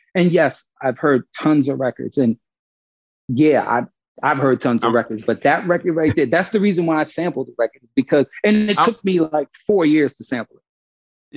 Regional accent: Brooklyn, New York, United States; also born or lived in Panama; I was born I was born in Panama, but raised in Brooklyn

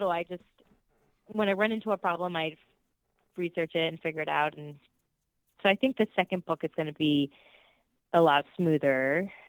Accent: Puerto Rico; born there; first language Spanish; English is a second language; I was born in Puerto Rico, and um, Spanish was my first language. And now, as an adult, man, I it's embarrassing sometimes because I think in English.

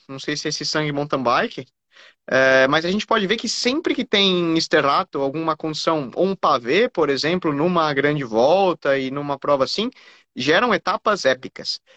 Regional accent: Brazil

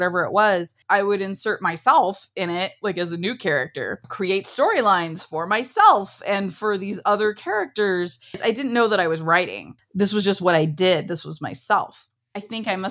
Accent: Ohio, United States; We're a very Midwestern family. I'm from Ohio. I grew up on a farm.

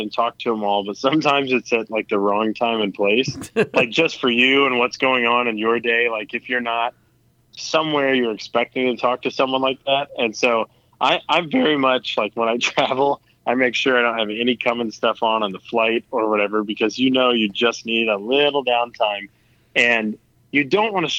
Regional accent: Midwest, United States; I'm from the Midwest.

